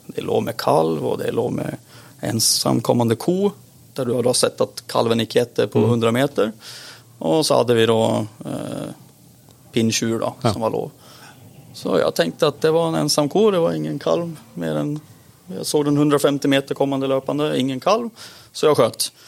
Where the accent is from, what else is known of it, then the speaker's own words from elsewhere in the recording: Sweden; Norwegian is a second language; moved away as an adult; now in Kjeller, Norway; det går vel ikke til å miste på at jeg er svensk. Eh, nå har jeg visstnok bodd i Norge siden jeg var 21 år gammel, ja. så nesten hele voksne livet så har jeg faktisk bodd i Norge.